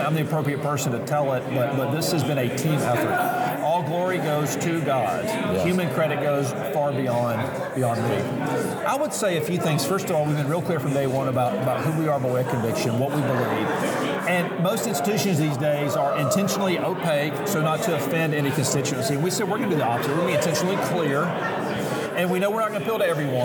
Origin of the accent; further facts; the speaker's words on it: Mobile, Alabama, United States; moved away as an adult; also born or lived in Louisville, Kentucky; now in Kansas City, United States; I'm from Mobile, Alabama. My wife and I both are from the Gulf Coast